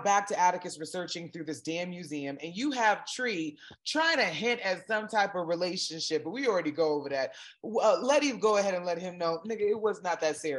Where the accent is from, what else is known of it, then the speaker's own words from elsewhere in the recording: South Florida, United States; growing up in South Florida, as little Black girls, and my mom had four girls and one boy